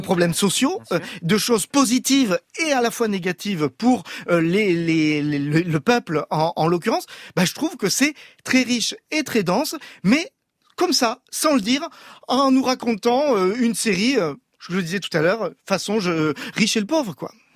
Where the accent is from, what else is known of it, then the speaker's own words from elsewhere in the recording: France; nous, en tant que Français